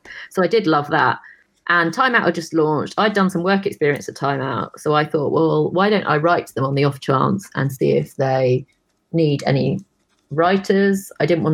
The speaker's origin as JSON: {"language": "English", "town": "Brighton", "region": "South East England", "country": "United Kingdom", "tie": "born or raised there", "moved": "yes", "said": "I was born in Brighton, so I went back to Brighton"}